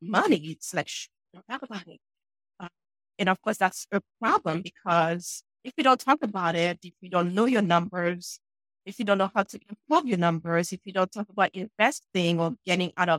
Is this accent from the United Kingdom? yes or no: no; Haiti; now in New Hampshire, United States; I'm sure you guys can hear an accent. And yes, I'm from Haiti, but I'm in New Hampshire, where it's very cold right now